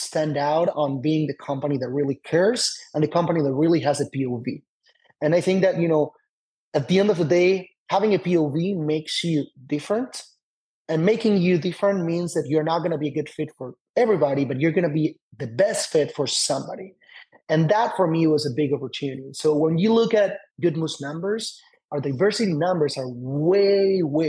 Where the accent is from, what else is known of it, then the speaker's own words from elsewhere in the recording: Argentina; also born or lived in Tel Aviv, Israel; now in United States; somebody that wasn't born and raised here in the US